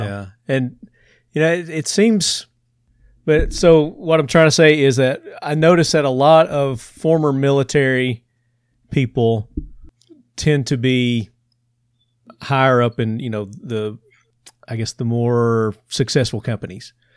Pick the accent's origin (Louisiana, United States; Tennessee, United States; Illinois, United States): Tennessee, United States; accent: Southern; I'm from Tennessee